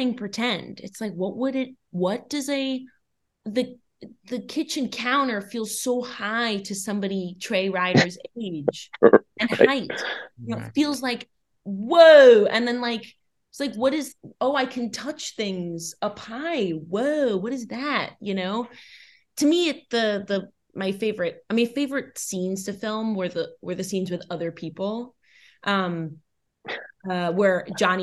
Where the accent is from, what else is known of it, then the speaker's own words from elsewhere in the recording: New York City, New York, United States; I grew up born and raised in New York City, Manhattan